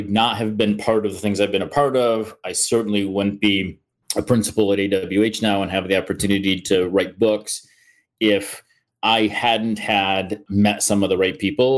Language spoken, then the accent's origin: English; upstate New York, United States; moved away as an adult; now in Columbus, United States; I'm from New York originally, upstate New York. So I'm a kid from a pretty typical rural country kid background